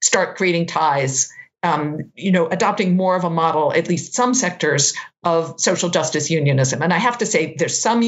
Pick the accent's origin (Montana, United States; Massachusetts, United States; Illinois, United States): Massachusetts, United States; moved away as an adult; also born or lived in California / Maine; now in Boston, United States; I grew up in Massachusetts, but I had lived out in California for 15 years and then in Maine